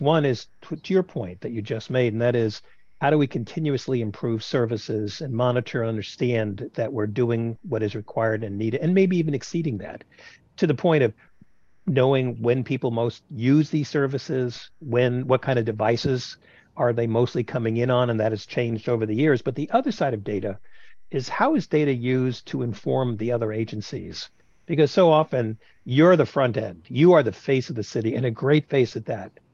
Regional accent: New York City, New York, United States; moved away; I'm a New Yorker

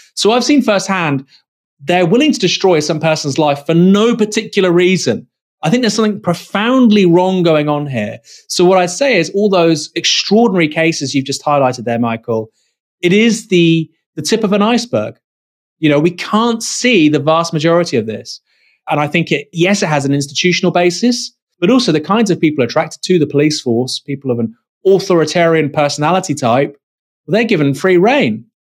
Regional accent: Dorset, South West England, United Kingdom; I'm from Dorset

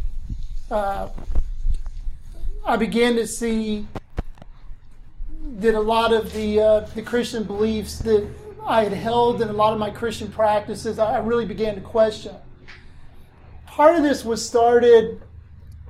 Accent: Blacksburg, Virginia, United States; moved away as an adult; also born or lived in Tennessee; now in Hermitage, United States; I grew up in Southwest Virginia, Blacksburg, Virginia.

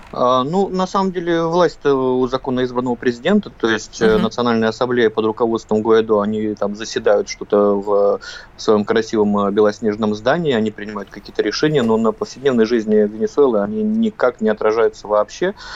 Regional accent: Russia; мы из России

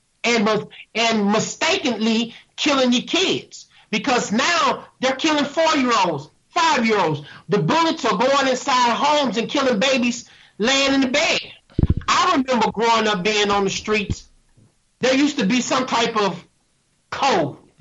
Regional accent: St. Louis, Missouri, United States; I grew up in North St. Louis by one of these white water towers in North St. Louis

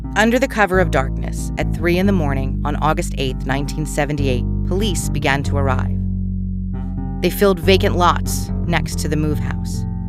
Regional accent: outside Philadelphia, Pennsylvania, United States; growing up outside Philadelphia

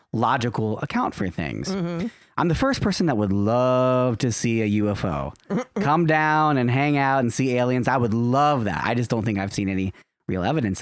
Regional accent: Cincinnati, Ohio, United States; I was born and raised in Cincinnati

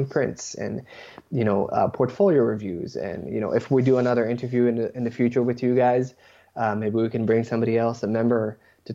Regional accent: Israel; now in Toronto, Canada; I was born and raised in Israel

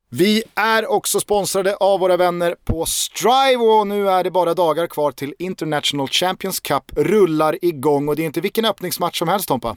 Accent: Stockholm, Stockholm County, Sweden; jag är inte från Spånga, jag är från Vällingby

